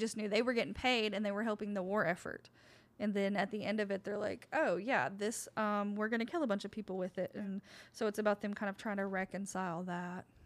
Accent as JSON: {"language": "English", "town": "Oak Ridge", "region": "Tennessee", "country": "United States", "tie": "born or raised there", "said": "my hometown, Oak Ridge"}